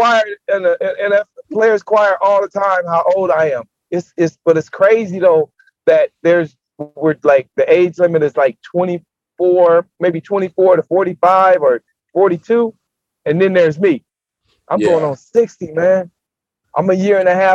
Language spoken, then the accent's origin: English; San Diego, California, United States; born and raised in San Diego